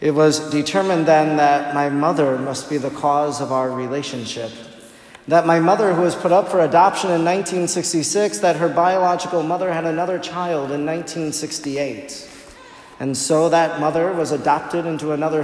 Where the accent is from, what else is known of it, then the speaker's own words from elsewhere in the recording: Oconto, Wisconsin, United States; she was a single mother who lived with my grandmother that I grew up with in Oconto